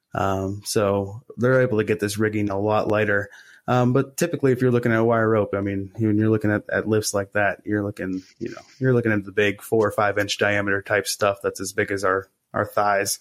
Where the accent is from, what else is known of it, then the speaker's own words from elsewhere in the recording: Morgantown, West Virginia, United States; in my hometown of Morgantown, uh, West Virginia